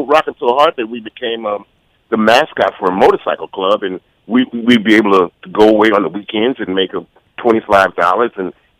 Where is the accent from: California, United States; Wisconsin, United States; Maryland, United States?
California, United States; San Francisco; I was born in San Francisco, raised in the Bay Area for the most part, you know. But my grandmother... My mother's side is Arkansas. My father is from Cleveland, Mississippi.